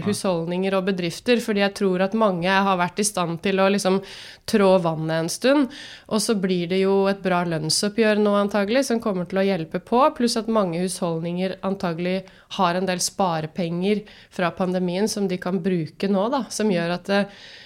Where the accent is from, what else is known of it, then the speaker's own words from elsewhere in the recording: Drammen, Buskerud, Norway; moved away as an adult; also born or lived in Bergen; Født og oppvokst i Drammen